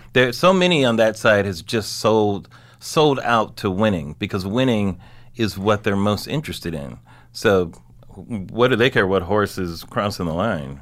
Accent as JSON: {"language": "English", "region": "Southern California", "country": "United States", "said": "I'm from Southern California"}